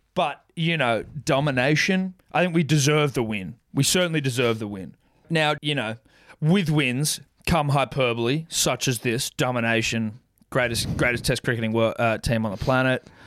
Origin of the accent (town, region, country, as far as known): Australia